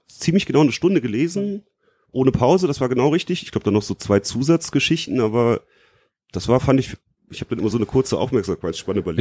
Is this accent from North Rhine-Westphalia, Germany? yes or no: yes; Leverkusen, North Rhine-Westphalia, Germany; moved away as an adult; now in Frankfurt, Germany; ich komme nicht aus Frankfurt, ich wohne hier seit 2006, komme eigentlich aus Leverkusen